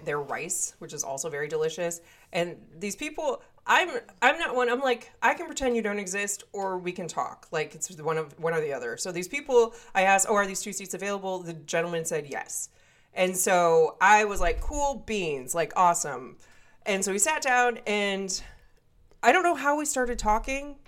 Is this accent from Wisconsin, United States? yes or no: yes; Wisconsin, United States; accent: northern; I am from Wisconsin, and so I sometimes have a northern accent